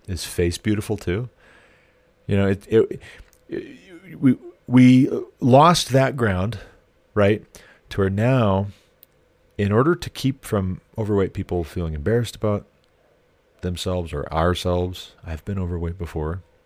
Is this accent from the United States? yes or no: yes; United States; I am an American